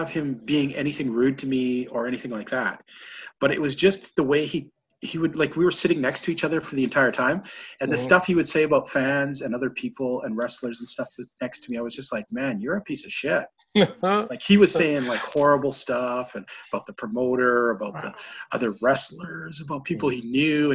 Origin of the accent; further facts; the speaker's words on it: Edmonton, Alberta, Canada; I grew up in Edmonton, the same high school